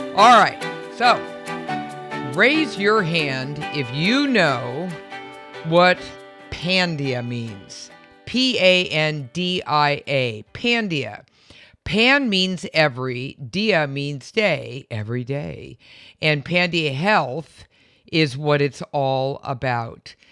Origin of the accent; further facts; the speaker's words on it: San Francisco, California, United States; I'm from San Francisco